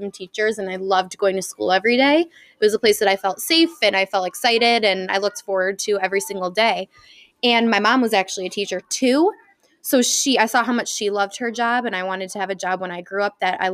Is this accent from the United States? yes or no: yes; Naperville, Illinois, United States; I was born in Naperville, grew up in Naperville. Now I work in Naperville.